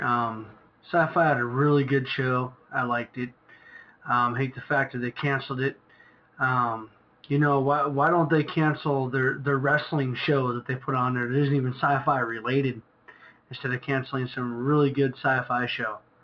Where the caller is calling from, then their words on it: Spokane, Washington, United States; I'm calling from Spokane, Washington